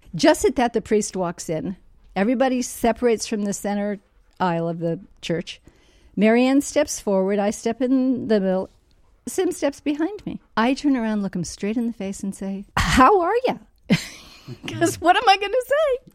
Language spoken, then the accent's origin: English; San Francisco, California, United States; I'm originally from San Francisco